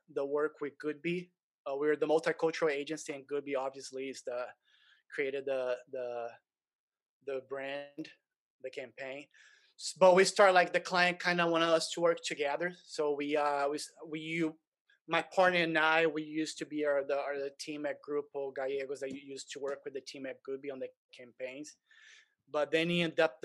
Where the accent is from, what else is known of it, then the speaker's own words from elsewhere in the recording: Brazil; moved away as an adult; I'm originally from Brazil, but different from a lot of Brazilians that come here after they've been successful in Brazil.